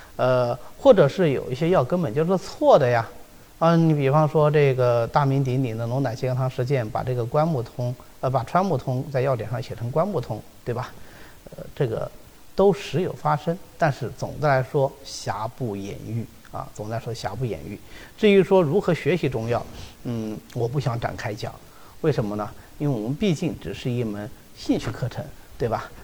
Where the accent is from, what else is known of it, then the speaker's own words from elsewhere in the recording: China; 我们中国人